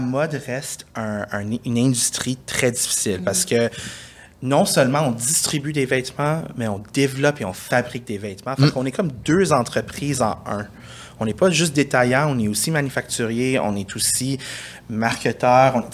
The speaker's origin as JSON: {"language": "French", "town": "Montreal", "region": "Quebec", "country": "Canada", "tie": "born or raised there", "said": "J'ai grandi euh, dans le West Island"}